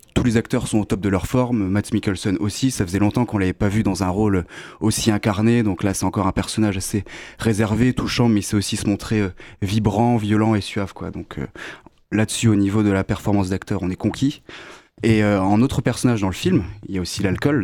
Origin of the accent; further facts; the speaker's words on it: Lorraine, Grand Est, France; moved away; je viens de Lorraine à la base